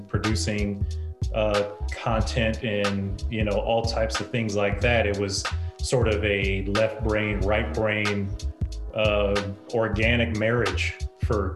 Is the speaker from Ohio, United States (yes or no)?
yes; Toledo, Ohio, United States; moved away as an adult; also born or lived in Chicago / New York / Los Angeles; I'm originally from Toledo, Ohio. I was born and raised there